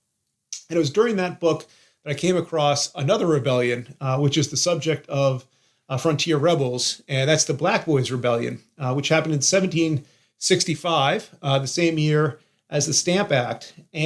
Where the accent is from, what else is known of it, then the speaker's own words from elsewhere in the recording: Massachusetts, United States; I think an interest in history really was sparked growing up in Massachusetts and being surrounded by all these incredible historic sites